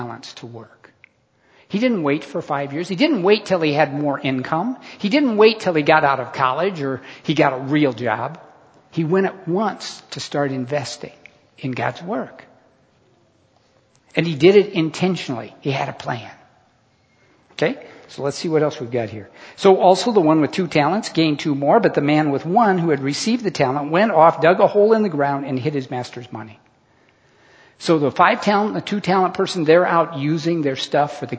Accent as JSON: {"language": "English", "country": "United States", "tie": "born or raised there", "said": "I was born in America to a middle-class family."}